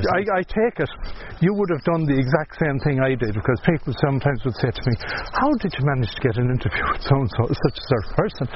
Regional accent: Ballinasloe, Connacht, Ireland; I'm from Bandersloe.

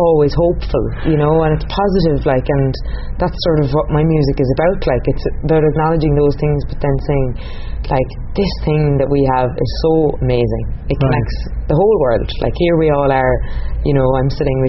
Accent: Ireland; an Irish woman in my 20s

